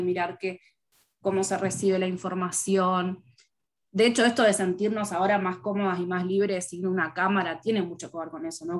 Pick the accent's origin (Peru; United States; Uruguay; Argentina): Uruguay; yo soy uruguaya y vivo en Montevideo